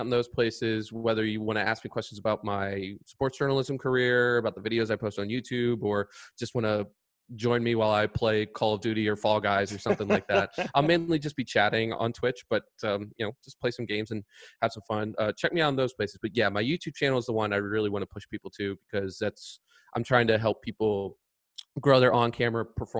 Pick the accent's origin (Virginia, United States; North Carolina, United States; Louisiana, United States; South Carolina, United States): Virginia, United States; Richmond; a guy from Richmond. I'm really proud of my hometown